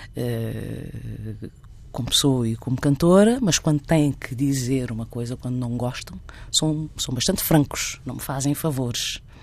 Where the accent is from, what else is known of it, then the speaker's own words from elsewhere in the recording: Santiago, Cape Verde; also born or lived in Guinea-Bissau / Boa Vista, Cape Verde; now in Barreiro, Portugal; sinto-me em casa em Santiago, onde cresci